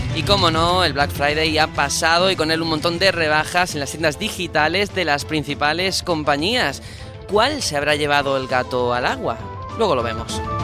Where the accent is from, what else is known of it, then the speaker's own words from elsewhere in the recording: Andalusia, Spain; yo soy andaluz